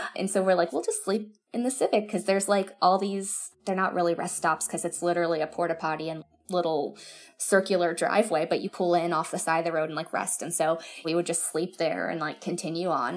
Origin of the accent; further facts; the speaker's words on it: Florida, United States; also born or lived in Orange County, California; we're from Florida and so we have beaches here